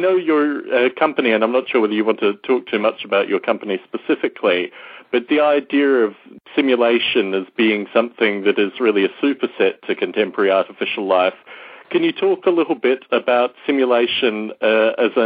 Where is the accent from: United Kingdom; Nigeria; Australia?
Australia; growing up in Australia